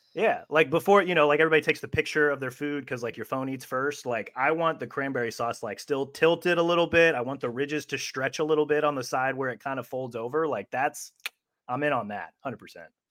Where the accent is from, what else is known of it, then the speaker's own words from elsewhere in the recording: Middle America, Midwest, United States; moved away as an adult; now in Alabama, United States; being from middle America